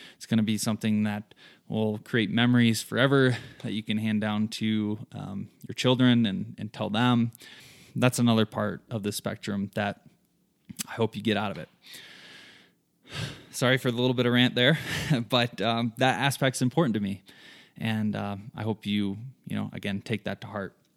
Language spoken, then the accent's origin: English; southern Michigan, United States; moved away as an adult; now in Colorado, United States; I'm originally from Michigan. Grew up there in a small town, southern Michigan, lots of farm fields.